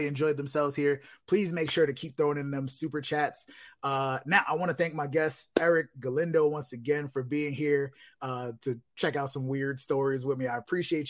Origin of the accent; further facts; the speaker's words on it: New York City, New York, United States; I'm from the Bronx